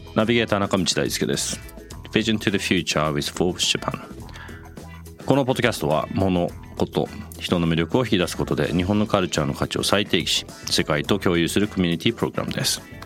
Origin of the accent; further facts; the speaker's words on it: London, United Kingdom; moved away; 僕ロンドンで育った